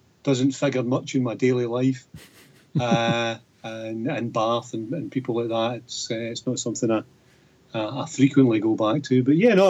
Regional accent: Darvel, Scotland, United Kingdom; also born or lived in Lanarkshire / Glasgow; now in Falkirk, United Kingdom; I was born in Lanarkshire and lived briefly in Glasgow as a child, but grew up in Ayrshire, in Darvel

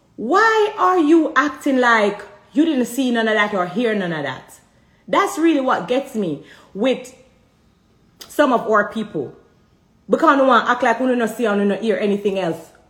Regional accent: Jamaica; I'm Jamaican

